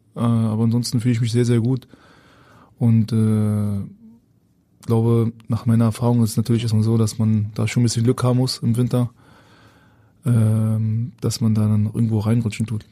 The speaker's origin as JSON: {"language": "German", "region": "Berlin", "country": "Germany", "tie": "born or raised there", "also_born_or_lived": "Hamburg", "moved": "as an adult", "said": "ich bin ja Berliner, habe meine Wohnung und pendel jetzt zwischen Berlin und Hamburg gerade."}